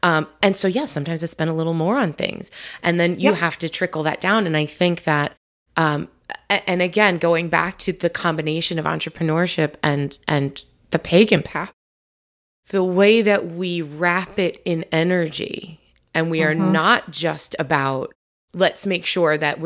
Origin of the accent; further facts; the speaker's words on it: New York, United States; moved away; I'm from New York originally